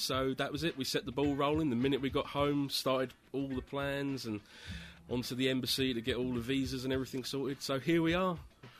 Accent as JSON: {"language": "English", "region": "England", "country": "United Kingdom", "moved": "as an adult", "lives_now": "United States", "said": "as you can probably tell from the way I'm speaking, I'm from England."}